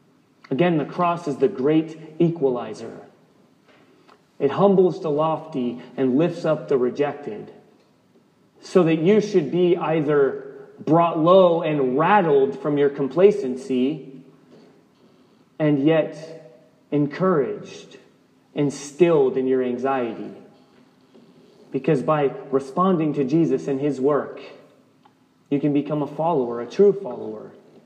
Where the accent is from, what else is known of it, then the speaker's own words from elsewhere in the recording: the South, United States; I'm a Christian. I'm an American. I'm from the South. I'm from this particular family.